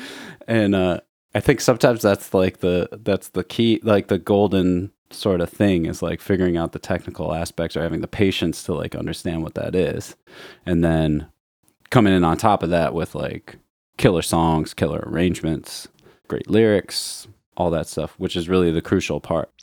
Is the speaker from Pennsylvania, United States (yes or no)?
no; Chicago, Illinois, United States; growing up in Chicago